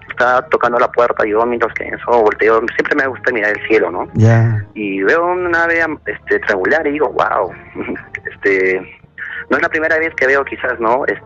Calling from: Puno, Peru; Eh, bueno, yo estoy, … desde la ciudad de Puno.

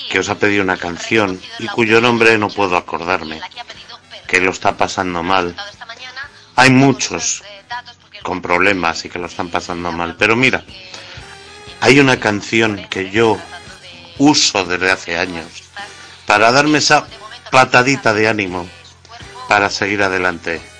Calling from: Arganda, Community of Madrid, Spain; Hola, familia. Mira … de Arganda.

